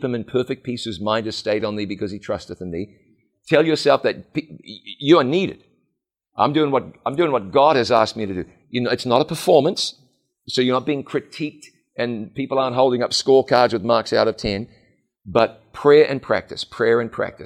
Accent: New Zealand; I'm just New Zealander enough

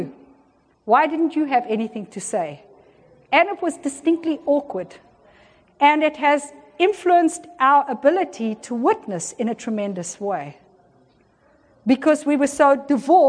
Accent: South Africa; I was born in South Africa and I grew up in South Africa at the height of apartheid.

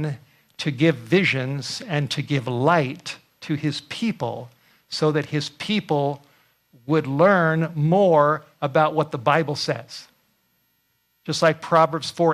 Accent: California, United States; I grew up in California

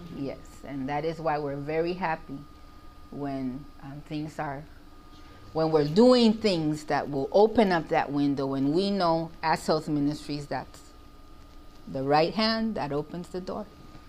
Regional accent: Mexico; English is a second language; now in United States; I think that I've lived in the U.S. for years. I grew up in Central America in Mexico.

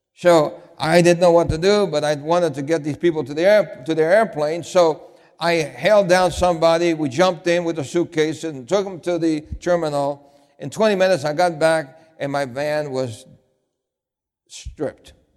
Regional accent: New York City, New York, United States; I grew up in New York City.

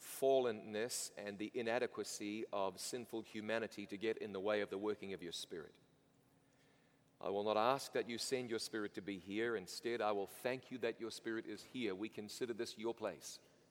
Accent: New Zealand; I'm from New Zealand originally.

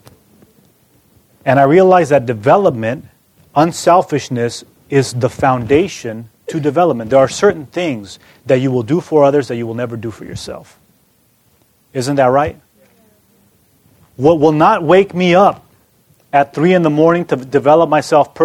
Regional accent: California, United States; moved away as an adult; also born or lived in Ann Arbor, Michigan; I come from California

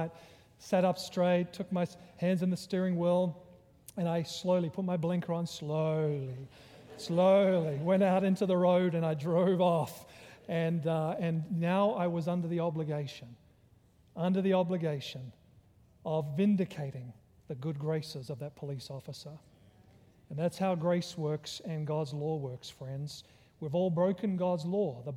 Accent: Australia; also born or lived in Virginia; now in United States; I'm originally from Australia, because he recognized my accent

